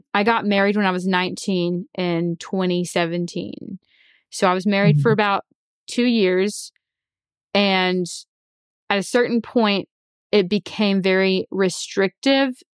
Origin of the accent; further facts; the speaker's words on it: Alabama, United States; So ever since I was born, I was raised in the Church of Christ in Alabama.